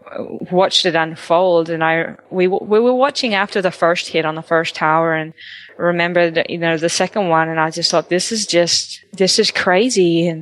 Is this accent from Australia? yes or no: yes; Australia; moved away as an adult; now in Texas, United States; although I'm Australian and I hadn't really been in Texas that long